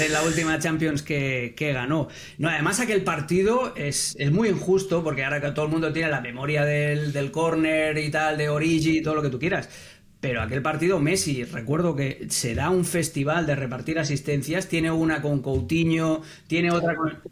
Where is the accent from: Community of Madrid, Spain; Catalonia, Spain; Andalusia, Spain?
Catalonia, Spain; moved away; yo nací en Cataluña, yo jugué allí